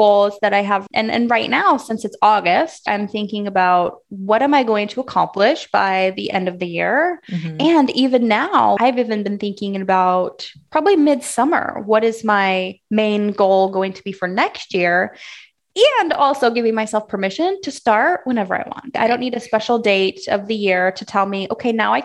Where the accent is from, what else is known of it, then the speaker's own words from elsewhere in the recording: Southern Illinois, United States; I'm from Illinois, Southern Illinois, and I grew up being the cutest little rodeo girl you ever did see.